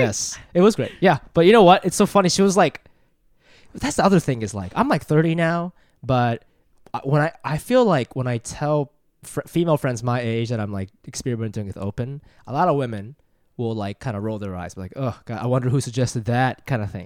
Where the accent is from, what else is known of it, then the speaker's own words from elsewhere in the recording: Ohio, United States; moved away as an adult; also born or lived in Japan; now in New York, United States; I'm from Japan, but I grew up in Ohio and I live in New York